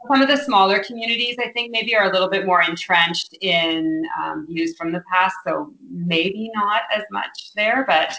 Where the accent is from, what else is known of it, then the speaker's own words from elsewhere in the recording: Lafontaine, Ontario, Canada; I grew up in um, a village called uh, La Fontaine, which is on um, Georgian Bay. It's about two hours north of uh, Toronto in Ontario